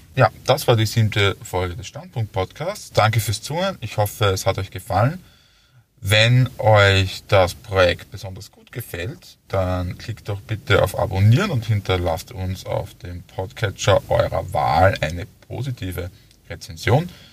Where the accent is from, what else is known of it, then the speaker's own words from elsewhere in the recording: Styria, Austria; ich komme aus der Steiermark